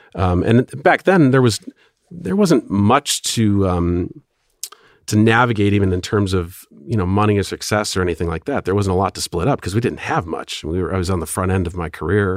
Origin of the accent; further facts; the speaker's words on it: Milwaukee, Wisconsin, United States; moved away as an adult; also born or lived in Los Angeles; I was raised in Milwaukee, so I was coming home